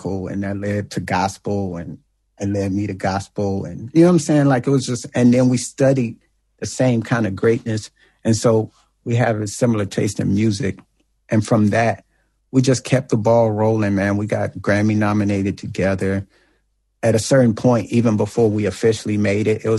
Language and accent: English; East St. Louis, Illinois, United States; I'm from East St. Louis